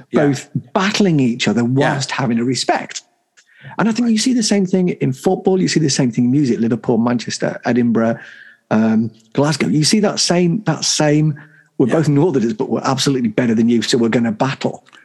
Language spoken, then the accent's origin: English; Dubai, United Arab Emirates; What do you do? I'm from Dubai.